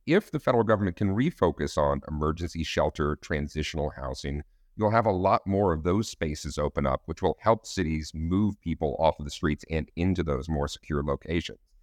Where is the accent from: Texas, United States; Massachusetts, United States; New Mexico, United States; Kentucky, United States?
Texas, United States; Austin; Austin, Texas, uh, my hometown